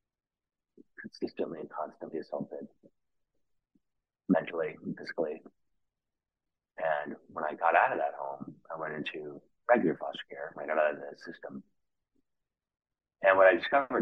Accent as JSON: {"language": "English", "town": "New York City", "region": "New York", "country": "United States", "tie": "born or raised there", "moved": "yes", "lives_now": "Los Angeles, United States", "said": "I grew up in New York City in the late"}